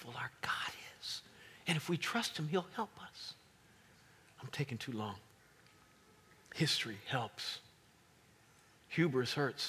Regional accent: Kansas, United States; now in Virginia, United States; I come from Kansas

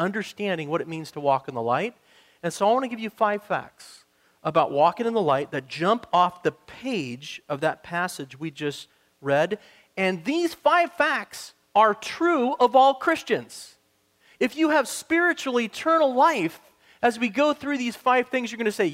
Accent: Montana, United States; moved away; I'm from Montana

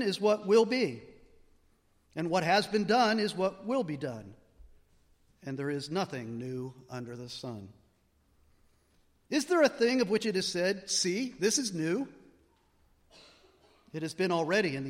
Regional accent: Allegheny National Forest, Pennsylvania, United States; I grew up in the Allegheny National Forest

